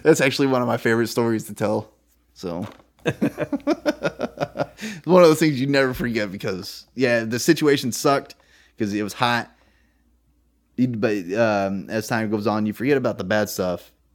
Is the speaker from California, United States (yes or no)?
yes; California, United States; moved away as an adult; now in Virginia, United States; I'm from California, which is heavily Democratic